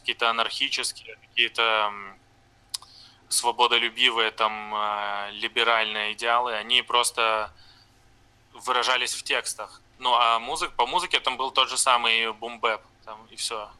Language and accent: Russian; Brest, Brest Region, Belarus; moved away as an adult; now in Novorossiysk, Russia; я из Бреста, из э, Беларуси